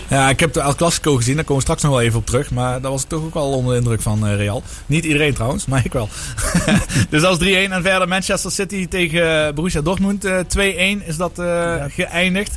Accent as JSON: {"language": "Dutch", "country": "Netherlands", "said": "als Nederlanders"}